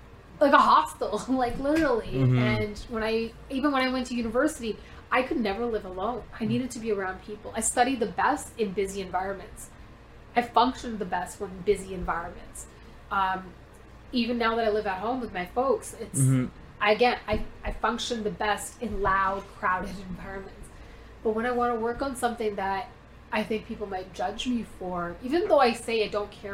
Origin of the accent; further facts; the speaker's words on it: Canada; also born or lived in India; I'm an immigrant. I came here when I was four or four